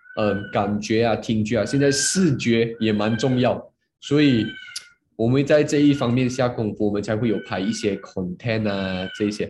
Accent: Muar, Johor, Malaysia; 我今年就二十三岁，然后我来自嗯。Johor Bahru，我不知道你们知道吗？它是一个小，小，小的 小的 kampung来的

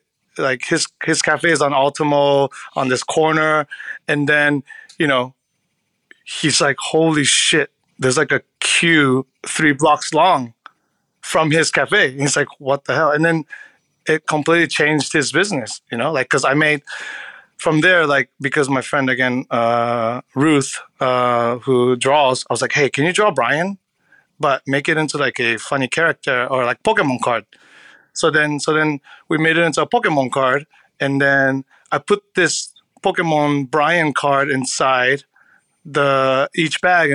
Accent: California, United States; I can talk shit about California roll because I'm from California.

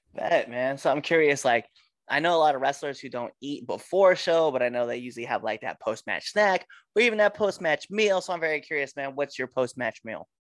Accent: Western Nebraska, United States; I'm from Western Nebraska

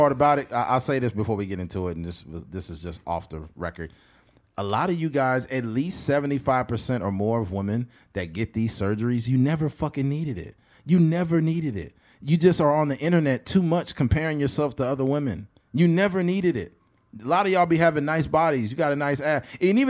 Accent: Bakersfield, California, United States; we are from Bakersfield, California.

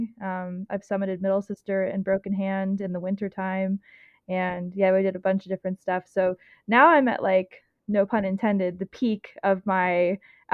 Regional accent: Oregon, United States; also born or lived in New Orleans, Louisiana; growing up in Oregon, where it's so white

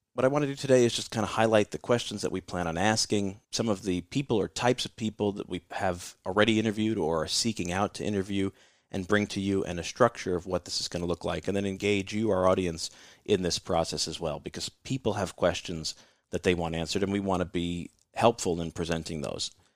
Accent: New York City, New York, United States; here in my hometown in New York City

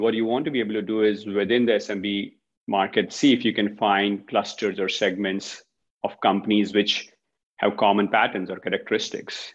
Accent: India; moved away; Originally from India

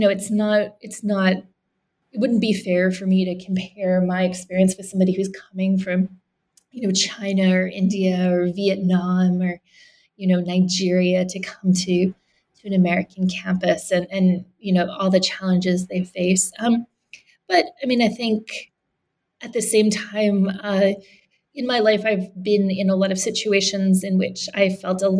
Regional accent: Canada; moved away; I grew up in Canada

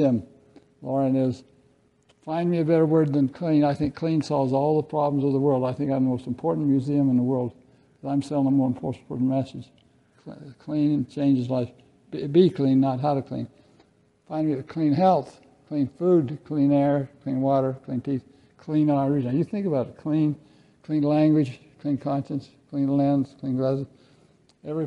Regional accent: Idaho, United States; I'm from Idaho

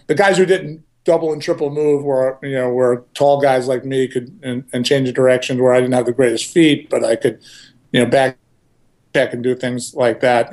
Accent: Levittown, United States; when I was growing up in Levittown.

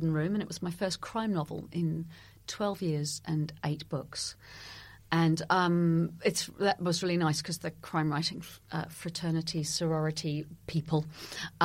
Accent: New Zealand; moved away; I grew up in New Zealand and I'm a crime writer and a theatre maker

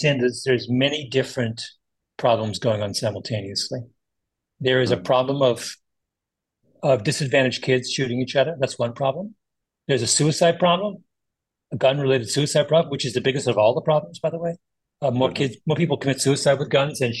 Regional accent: Canada; also born or lived in Jamaica; I'm a Canadian, Jamaican

